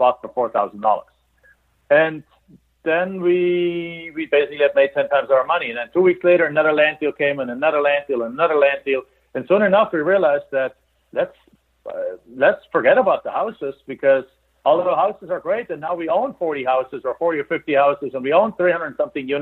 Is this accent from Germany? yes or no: yes; Germany; English is a second language; moved away as an adult; now in United States; We're immigrants I'm from Germany.